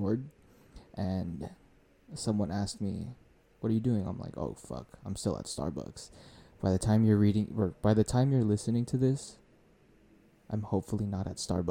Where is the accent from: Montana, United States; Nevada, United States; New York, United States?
Nevada, United States; Las Vegas; born or raised there; also born or lived in Hawaii